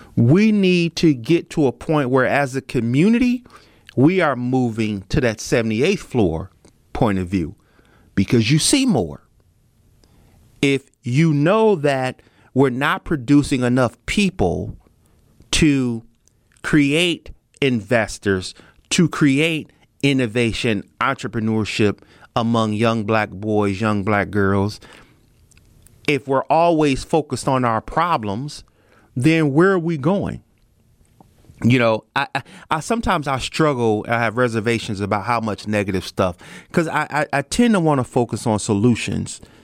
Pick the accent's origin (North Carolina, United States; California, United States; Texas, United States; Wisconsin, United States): Wisconsin, United States; Milwaukee; my hometown